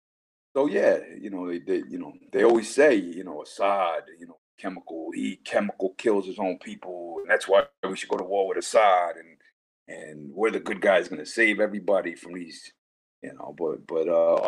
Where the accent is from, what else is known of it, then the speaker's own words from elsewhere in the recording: United States; moved away as an adult; now in Germany; I'm an American citizen and I'm a German resident